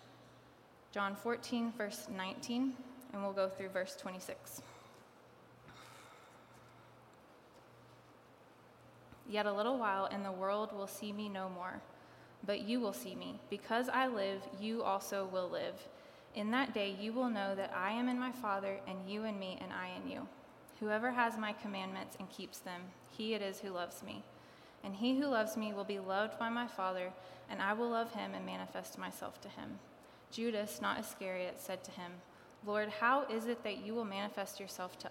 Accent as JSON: {"language": "English", "town": "Kingsport", "region": "Tennessee", "country": "United States", "tie": "born or raised there", "said": "I grew up around here. I grew up in Kingsport"}